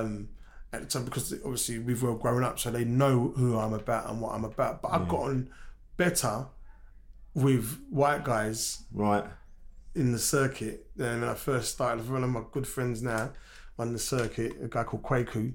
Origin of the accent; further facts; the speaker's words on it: London, United Kingdom; accent: Cockney; growing up in Canning Town, East London, my accent, obviously, I grew up as a Cockney.